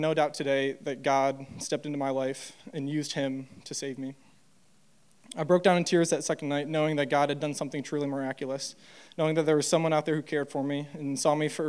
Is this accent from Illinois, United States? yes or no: no; Troy, Michigan, United States; I grew up in Troy, Michigan